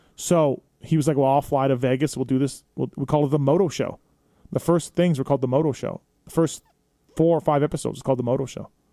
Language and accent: English; Manitoba, Canada; moved away as an adult; also born or lived in San Diego, United States / Anaheim, United States; now in United States; me being Canadian and being in America